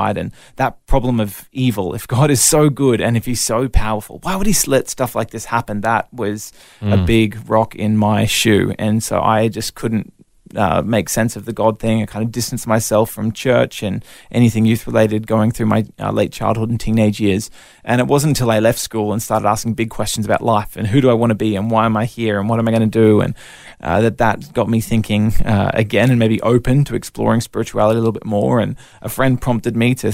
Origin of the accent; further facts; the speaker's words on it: Brisbane, Queensland, Australia; also born or lived in Melbourne, Victoria; moved up to Brisbane with the family where we've been ever since